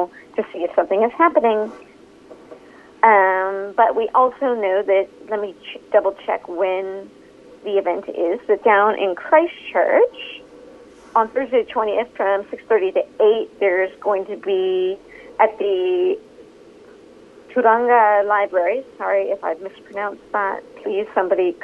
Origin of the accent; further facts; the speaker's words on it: New York, United States; now in New Zealand; I live in Aotearoa, but I'm originally from New York